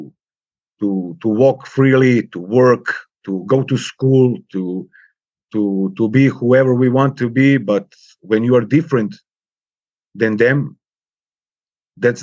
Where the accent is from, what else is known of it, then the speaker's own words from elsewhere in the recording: Serbia; English is a second language; I switched to Eastern European languages like Polish or Czech or Russian, because, you know, it's more closer to Serbia